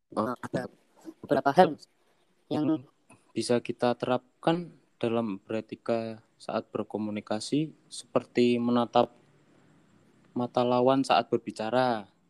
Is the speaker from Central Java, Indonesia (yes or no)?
yes; Pekalongan, Central Java, Indonesia; dari Pekalongan